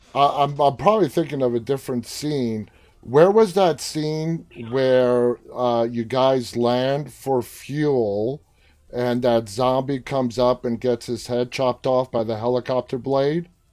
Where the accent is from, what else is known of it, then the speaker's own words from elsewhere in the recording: New York City, New York, United States; We're fellow New Yorkers. I'm from Queens.